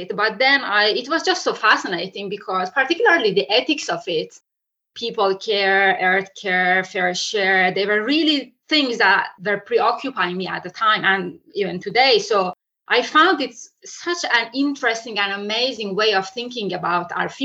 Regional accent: Iran; moved away; I'm originally from Iran.

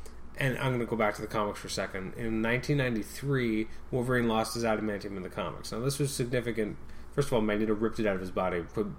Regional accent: Canada; we're Canadian.

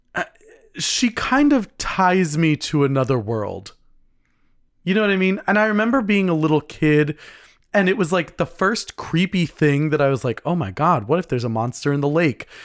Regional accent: United States; I'm American, but, uh, you know, my, my heritage is Scottish

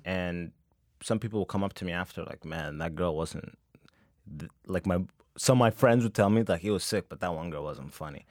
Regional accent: Canada; I was growing up in Canada

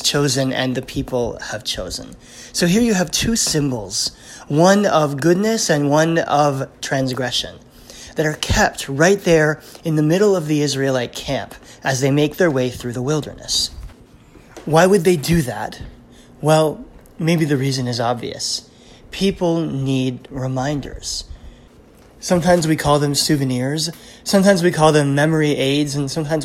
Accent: South Louisiana, United States; I grew up in South Louisiana, where there are traffic circles and statues named for Confederate generals

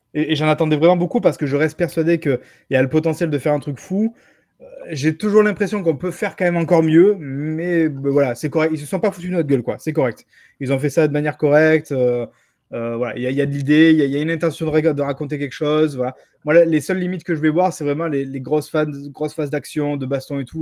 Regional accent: France; chez nous en France

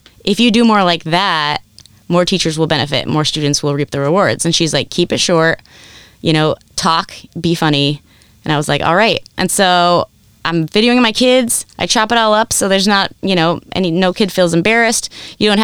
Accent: Southern California, United States; I grew up in Southern California

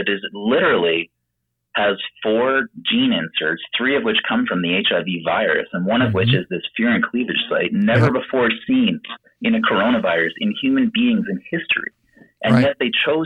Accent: Canada; I'm from Canada

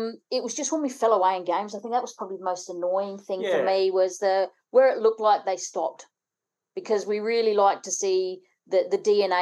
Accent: Gawler, South Australia, Australia; I'm originally from Gawler Way

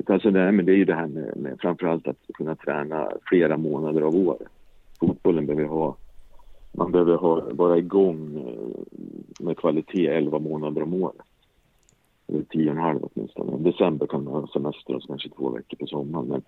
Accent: Gothenburg, Västra Götaland, Sweden; Jag är också från Göteborg.

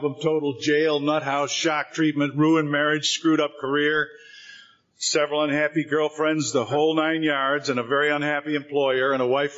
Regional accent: Rochester, New York, United States; moved away as an adult; also born or lived in Boston; now in California, United States; Rochester, New York, my hometown then

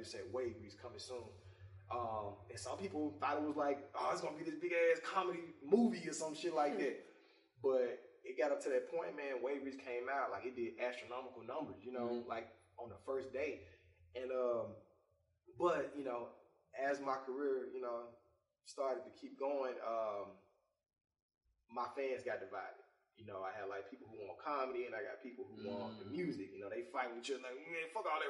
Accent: Jackson, Mississippi, United States; I'm from Mississippi, Jackson, Mississippi

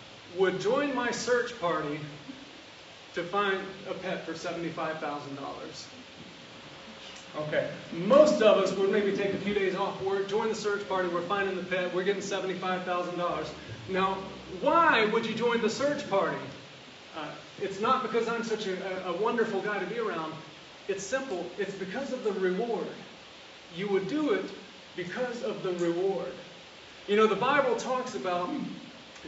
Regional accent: the South, United States; I'm from the South. I'm from the country.

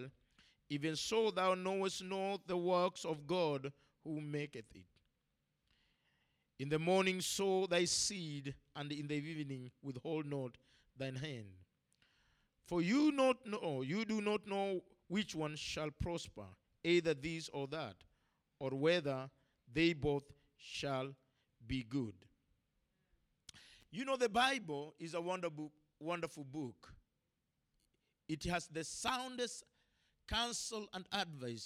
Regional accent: Kenya; as an African, as a Kenyan, as a man who was born without

